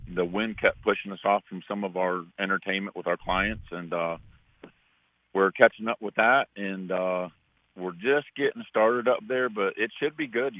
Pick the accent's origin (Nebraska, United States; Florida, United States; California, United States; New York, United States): Florida, United States; also born or lived in Michigan; I was born up in Michigan, and we moved down to Florida when I was like 5 or 6